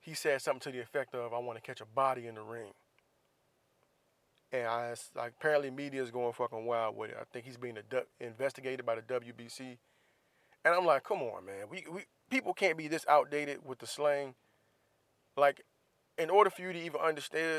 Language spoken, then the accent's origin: English; Florida, United States; I'm from Florida. We love crabs down there